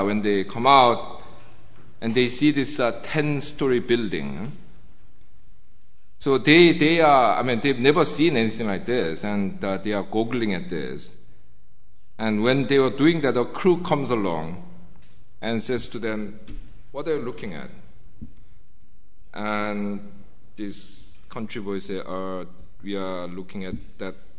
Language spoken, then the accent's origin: English; South Korea; moved away as an adult; now in United Kingdom; whenever I told people that I was from Korea